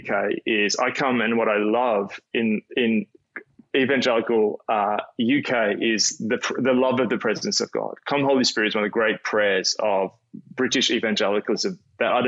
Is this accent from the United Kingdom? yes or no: no; Australia; as an Australian